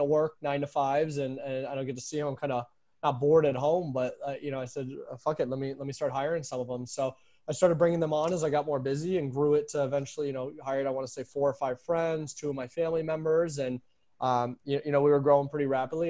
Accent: New York, United States; moved away; also born or lived in Arizona; I'm from New York, so I know the moist heat as well too

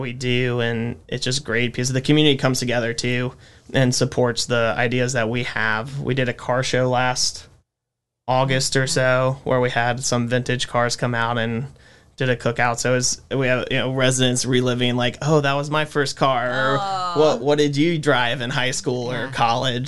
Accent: Winston-Salem, North Carolina, United States; born and raised in Winston, so I've been here my whole life

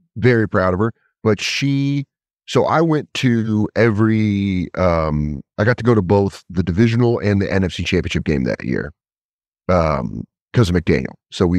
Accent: Colorado, United States; also born or lived in Connecticut; I grew up in Colorado, but I was born I was born in Connecticut

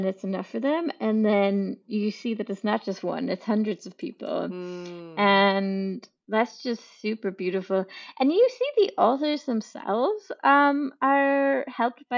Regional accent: Ireland; moved away as an adult; also born or lived in Edinburgh; I grew up in Ireland on a farm in the middle of nowhere with three older brothers

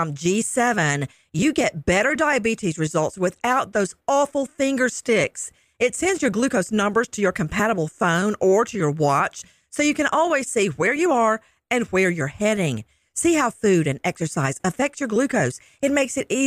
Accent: rural Bibb County, Middle Georgia, United States; where I grew up. And that was in rural Bibb County, Middle Georgia

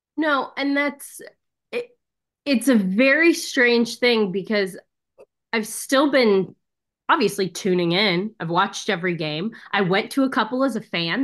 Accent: Missouri, United States; I'm from Missouri.

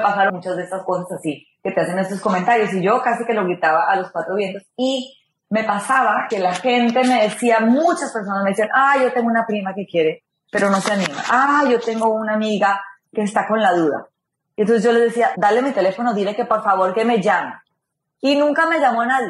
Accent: Ibagué, Tolima, Colombia; moved away; En Colombia nací en Ibagué

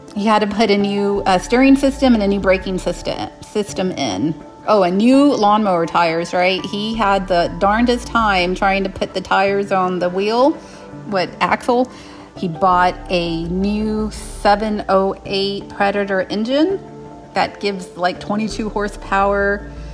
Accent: San Antonio, Texas, United States; I grew up in San Antonio, Texas, on the southwest side of town.

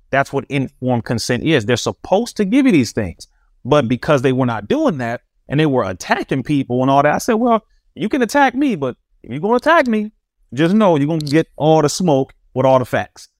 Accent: Compton, California, United States; We were raised right here in Compton, California

